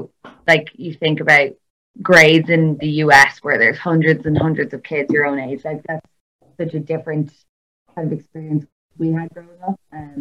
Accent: Termonfeckin, County Louth, Ireland; moved away as an adult; also born or lived in Drogheda / Dublin; now in San Francisco, United States; I'm from a very, very small place. So as you said, Drogheda, where I'm actually from is Sandpit, Termonfeckin, County Louth, which is two very micro villages next to Drogheda. So my upbringing was so small.

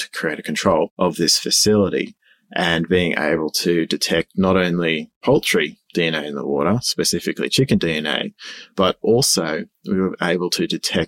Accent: Sydney, New South Wales, Australia; moved away as an adult; now in Goulburn, Australia; born and bred Sydney and been there all my life

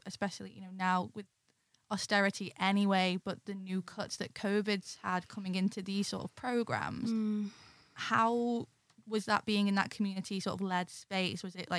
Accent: the Northwest, England, United Kingdom; growing up in the Northwest, mm-hmm, in a very, very, I always joke people like, oh, I grew up in the town that Billy Elliot was set in.

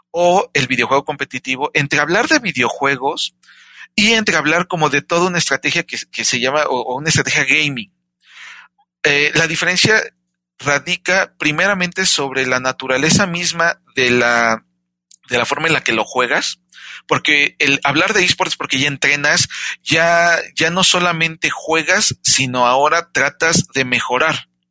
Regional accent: Mexico; Yo soy mexicano

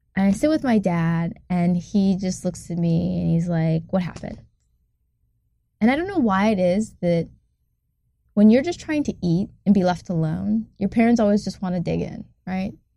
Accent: Ann Arbor, Michigan, United States; I'm from a town in Michigan called Ann Arbor

